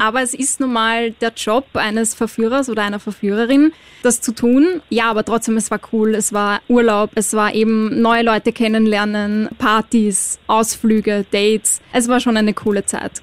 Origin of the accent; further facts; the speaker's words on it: Austria; als Österreicher und Österreicherin